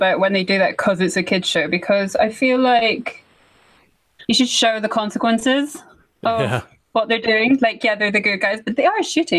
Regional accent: Scotland, United Kingdom; now in England, United Kingdom; I mean, I live in England. I'm from Scotland. I live in England.

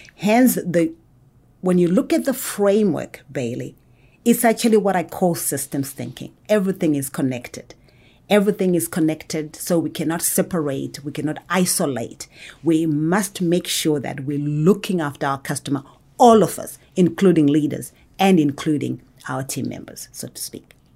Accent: Zimbabwe; now in Atlanta, United States; I was actually born and raised in Zimbabwe.

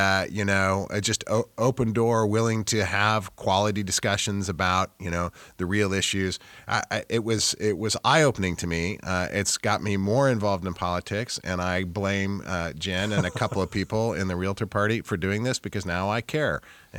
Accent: Kansas City, Missouri, United States; I grew up in Kansas City proper. I live in Kansas City proper right now.

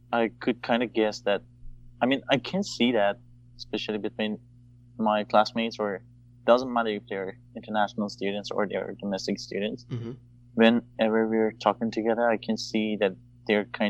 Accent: Iran; also born or lived in Dubai / Turkey / Cyprus; now in Canada; I was born in Iran, and then I immigrated to Dubai, Turkey, and Cyprus as well. And now I'm here in Canada.

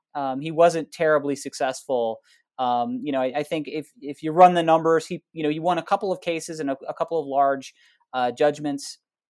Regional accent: Iowa, United States; getting to go and do research in, you know, in local courthouses in towns near where I grew up

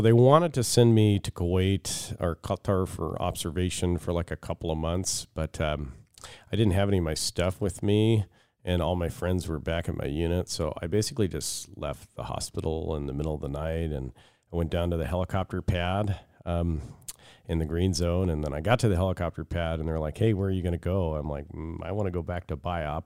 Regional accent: Seattle, Washington, United States; moved away as an adult; now in Fairbanks, United States; I grew up in the Seattle suburbs

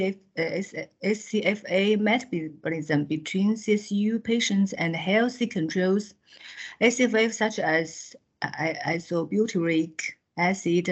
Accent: China; from China. I'm a dermatologist from Xiangya Hospital, Central South University, which is located in Hunan province of China

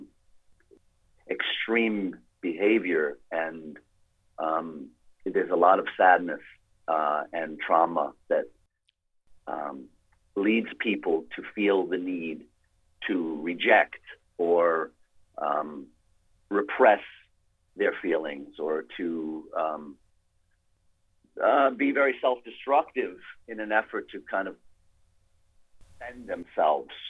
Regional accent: New York, United States; I grew up in New York

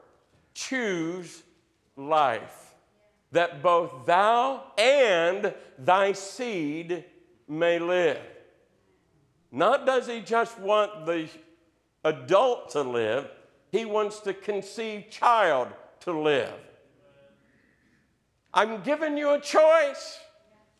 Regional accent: Southeast Ohio, United States; growing up in Southeast Ohio, there being in the Appalachian foothills, we're still in the Bible Belt

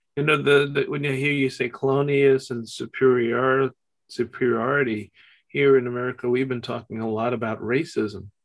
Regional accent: United States; just as an American whose passport is um, normally accepted everywhere

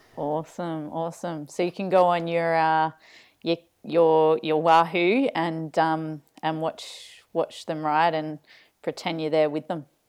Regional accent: Adelaide, South Australia, Australia; moved away; trail running store down in Adelaide from, from my hometown

